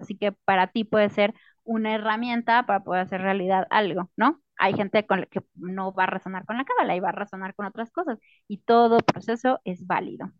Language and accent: Spanish; Mexico; para los que somos mexicanos